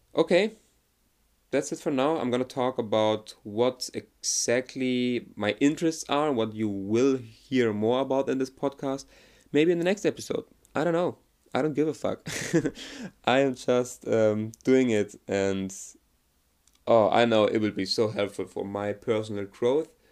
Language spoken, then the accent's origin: English; Germany; I'm from Germany